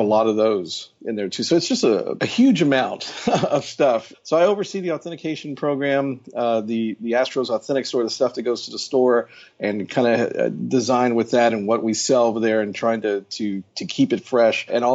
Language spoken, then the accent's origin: English; Houston, Texas, United States; I grew up in Houston.